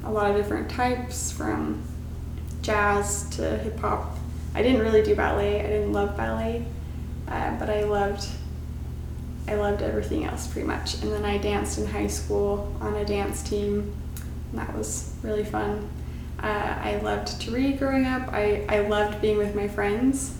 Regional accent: Kaysville, Utah, United States; I grew up in Utah, so I was born in around Kaysville, Utah, and that's where I grew up until I went to BYU for college.

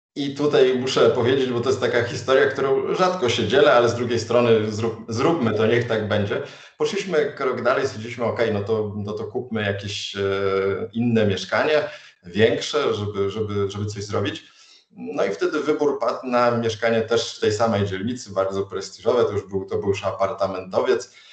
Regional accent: Warsaw, Masovian Voivodeship, Poland; jako warszawiak

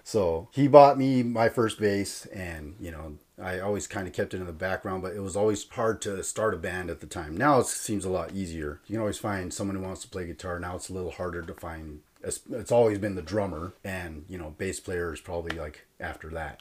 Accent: Fillmore, California, United States; also born or lived in Santa Paula; now in Lancaster, United States; I grew up in Fillmore

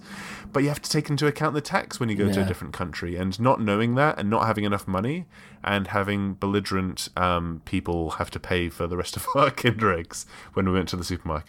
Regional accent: United Kingdom; I had the luxury of growing up in Europe

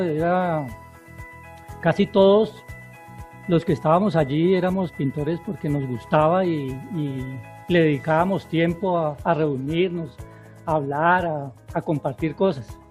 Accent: Florida, Valle del Cauca, Colombia; also born or lived in Cali / Piendamó; yo nací aquí en Florida

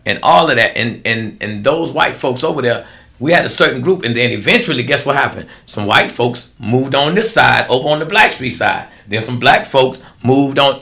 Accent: United States; I grew up in America

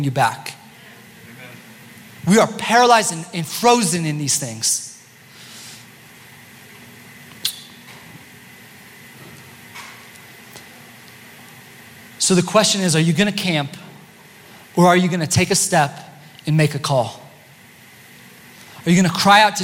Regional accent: Steamboat Springs, Colorado, United States; I was born in Steamboat Springs, Colorado

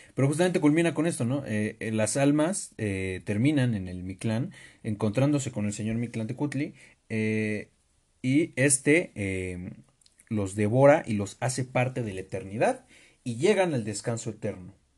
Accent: Mexico; todos los que somos mexicanos

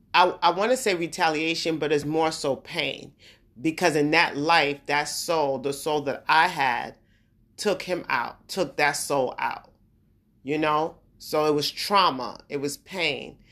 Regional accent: New York, United States; also born or lived in New Jersey / Brooklyn / Queens / Long Island; I'm from New York. Born in New York, I'm from that area, New York, New Jersey

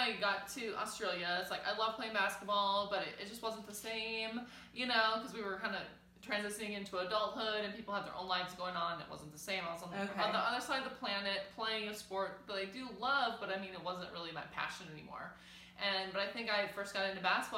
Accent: South Dakota, United States; I am from South Dakota.

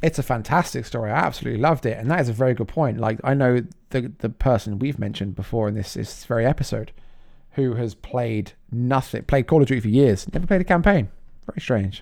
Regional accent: England, United Kingdom; being English.

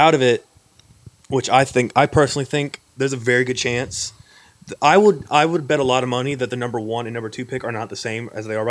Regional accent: Louisiana, United States; We're all from Louisiana, born, raised, never lived anywhere else.

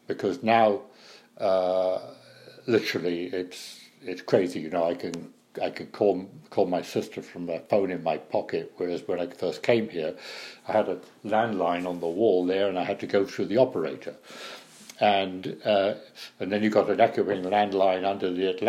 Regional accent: United Kingdom; now in United States

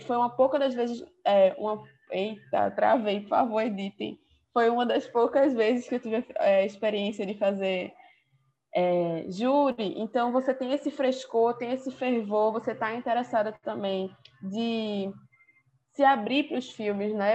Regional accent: Recife, Pernambuco, Brazil; eu sou de Recife, Pernambuco

